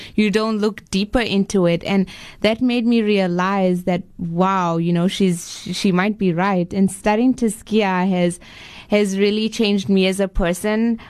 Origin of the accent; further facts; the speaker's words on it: Botswana; moved away as an adult; now in Cape Town, South Africa; I was actually born in Cape Town. Okay. and uh, when I was two years old, my parents moved to Botswana. So I was brought up in Botswana.